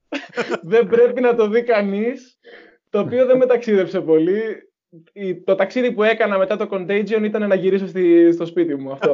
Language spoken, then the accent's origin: Greek; Patras, Western Greece, Greece; moved away as an adult; also born or lived in Zaragoza, Spain; έχω έρθει στο χωριό μου